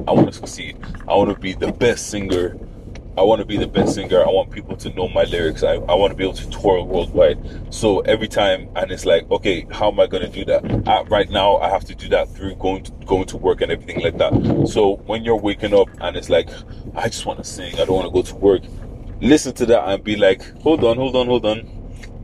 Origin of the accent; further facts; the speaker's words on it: Ireland; also born or lived in Nigeria; being not Irish but being grown, like being raised around Irish people